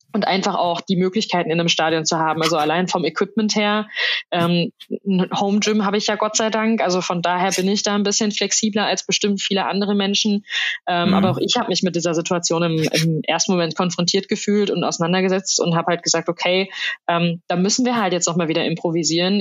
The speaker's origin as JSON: {"language": "German", "town": "Soest", "region": "North Rhine-Westphalia", "country": "Germany", "tie": "born or raised there", "said": "meiner Heimatstadt Soest"}